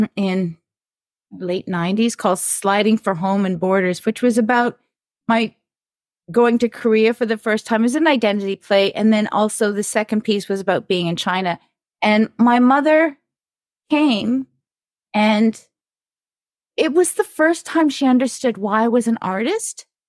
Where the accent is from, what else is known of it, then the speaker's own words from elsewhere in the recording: Toronto, Ontario, Canada; I grew up here in Toronto in, in North York